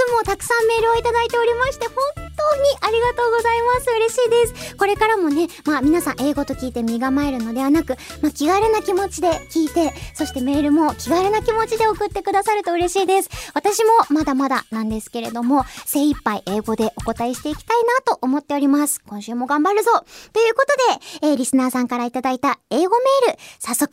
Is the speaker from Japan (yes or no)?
yes; Hiroshima, Japan; English is a second language; the one thing, one culture shock uh, which I experienced in Tokyo when I came from Hiroshima is uh, there's so many uh, trains and subways